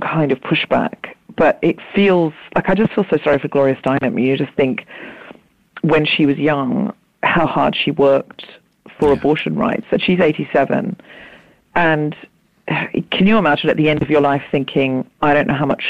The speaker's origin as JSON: {"language": "English", "country": "Australia", "tie": "born or raised there", "moved": "yes", "lives_now": "United Kingdom", "said": "I was raised in Australia"}